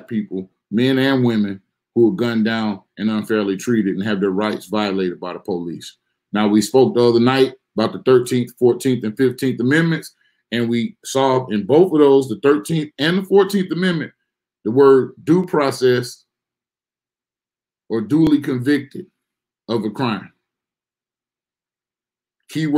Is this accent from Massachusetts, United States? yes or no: no; Mobile, Alabama, United States; my hometown of Mobile